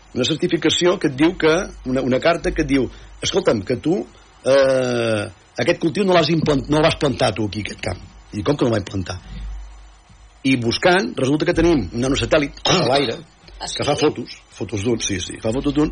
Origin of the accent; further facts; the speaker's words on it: Sallent, Catalonia, Spain; del meu poble no? de, de, de Sallent, de Cabrianes i Sallent